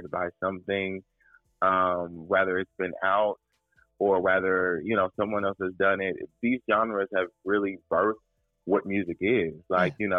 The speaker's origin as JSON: {"language": "English", "town": "Indianapolis", "region": "Indiana", "country": "United States", "tie": "born or raised there", "said": "I'm from the Midwest, Indianapolis, Indiana, born and raised"}